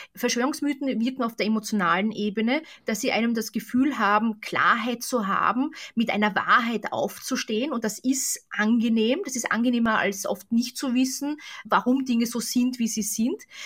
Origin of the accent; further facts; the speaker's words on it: Austria; Ich bin ja selbst aus Österreich